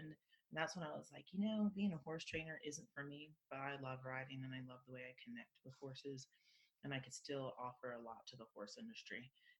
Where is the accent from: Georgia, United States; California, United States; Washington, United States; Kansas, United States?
California, United States; now in Hartsel, United States; So I'm originally from California. I've been in Hartselle, Colorado in general for 15 some odd plus years now. Mm-hmm. And Hartselle itself is a tiny little town. There's less than a couple hundred people that live here year round, and wow. 9,000 feet in elevation